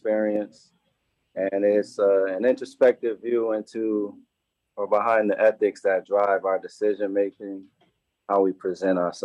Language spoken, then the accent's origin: English; New Haven, Connecticut, United States; I grew up here in New Haven